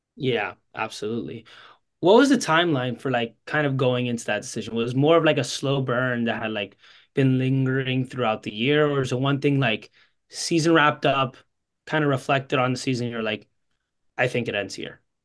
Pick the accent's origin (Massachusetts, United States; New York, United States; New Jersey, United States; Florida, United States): Florida, United States; I'm from Florida